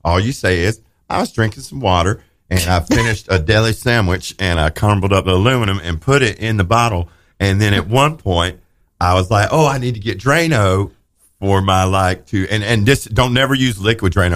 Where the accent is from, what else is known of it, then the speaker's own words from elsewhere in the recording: Raleigh, North Carolina, United States; I'm from Raleigh, North Carolina